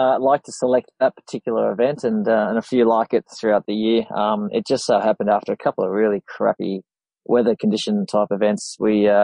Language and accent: English; Sydney, New South Wales, Australia; I hail from Sydney.